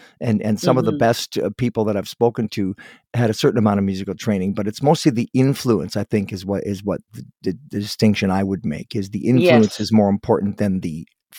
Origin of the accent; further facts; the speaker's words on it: Toronto, Ontario, Canada; now in West Coast, Canada; I was born in Toronto, but I'm on the West Coast